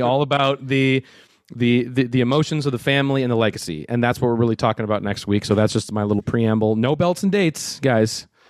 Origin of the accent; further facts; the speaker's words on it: Minnesota, United States; growing up in Minnesota